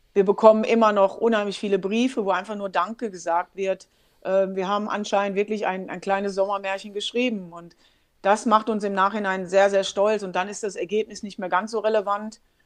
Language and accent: German; Germany; ich bin Deutsche